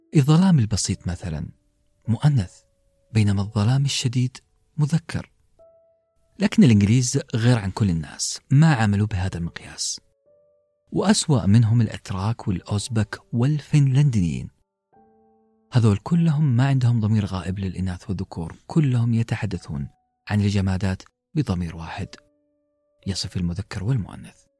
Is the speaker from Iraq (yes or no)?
no; Western Region, Saudi Arabia; first language Arabic; في المنطقة الغربية عندنا في السعودية